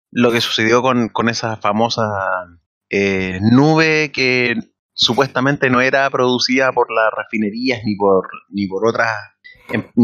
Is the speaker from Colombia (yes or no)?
no; Peru; now in Mexico; soy, peruano, pe.